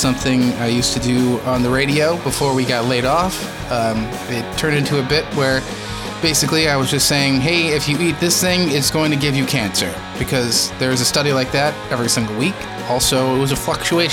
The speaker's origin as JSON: {"language": "English", "country": "United States", "said": "proud to be an American"}